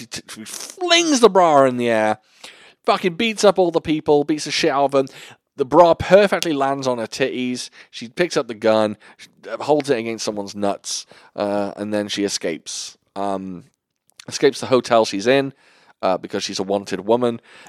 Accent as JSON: {"language": "English", "country": "United Kingdom", "said": "Even though I'm a British gentleman, panties now in my head, they feel a little more sexy than knickers."}